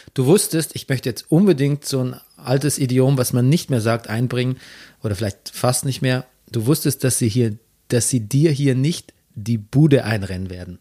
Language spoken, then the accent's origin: German; Bavaria, Germany; accent: Bavarian; moved away as an adult; also born or lived in Regensburg / Munich; now in Berlin, Germany; In München habe ich noch äh, wirklich versucht, auch meinen bayerischen Akzent ein bisschen zu unterdrücken